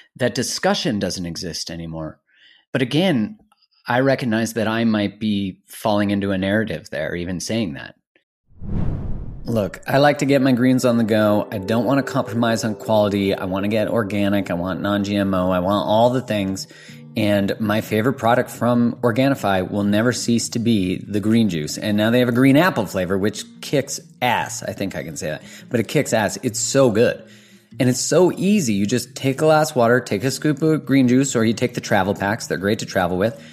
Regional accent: Canada; I'm Canadian, ori-, you know, originally born in Canada

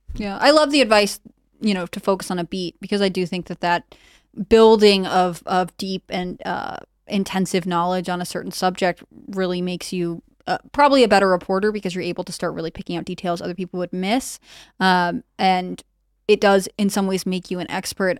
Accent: East Coast, United States; moved away; also born or lived in California; growing up on the East Coast

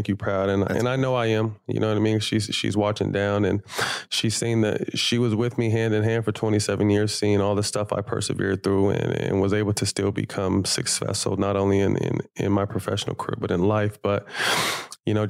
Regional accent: Sacramento, California, United States; moved away; I have AU programs in my hometown of Sacramento where I came from

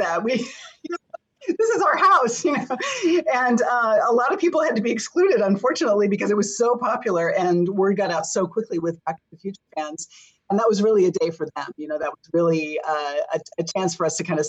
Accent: Pasadena, California, United States; I grew up in Pasadena

